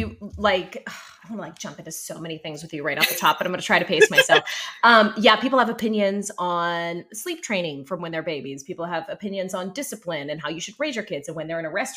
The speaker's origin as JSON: {"language": "English", "town": "Pittsburgh", "region": "Pennsylvania", "country": "United States", "moved": "yes", "lives_now": "Florida, United States", "said": "I'm from Pittsburgh"}